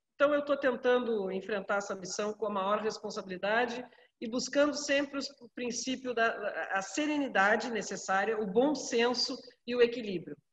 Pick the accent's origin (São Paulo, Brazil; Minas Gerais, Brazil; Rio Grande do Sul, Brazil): Rio Grande do Sul, Brazil; Pelotas; Nós somos a capital nacional do, do doce